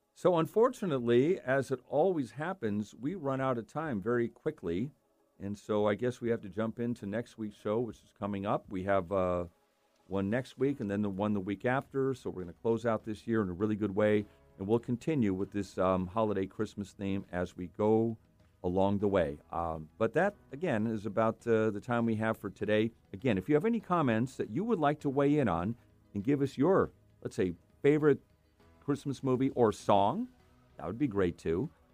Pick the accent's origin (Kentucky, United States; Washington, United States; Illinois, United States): Washington, United States; Seattle; I'm from the Northwest, Seattle, and the Cascade Mountains